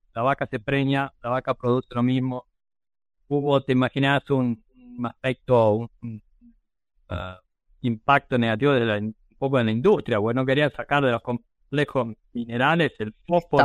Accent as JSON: {"language": "Spanish", "country": "Argentina", "also_born_or_lived": "Ayacucho, Buenos Aires Province / Wisconsin", "moved": "as an adult"}